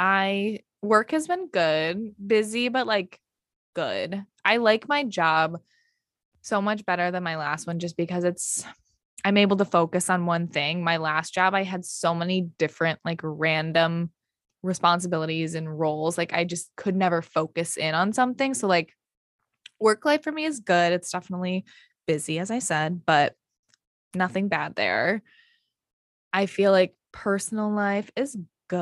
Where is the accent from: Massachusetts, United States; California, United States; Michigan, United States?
Michigan, United States; now in New York, United States